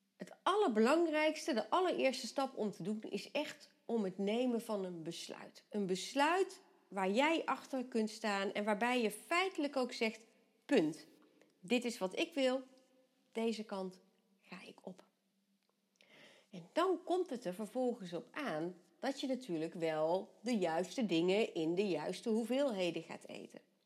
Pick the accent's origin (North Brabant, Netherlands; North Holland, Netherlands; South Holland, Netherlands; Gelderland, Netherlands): North Brabant, Netherlands; Vught; bij ons in Vught